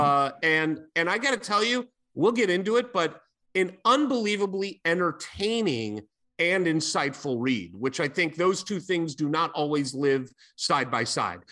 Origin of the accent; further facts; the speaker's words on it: St. Louis, Missouri, United States; moved away; also born or lived in Bloomington, Indiana; I grew up in St. Louis, Missouri